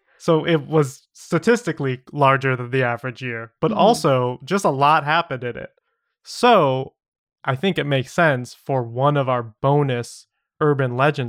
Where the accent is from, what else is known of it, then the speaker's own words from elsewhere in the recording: Atlanta, Georgia, United States; spooky stories that I have had happen to me in my hometown of Atlanta.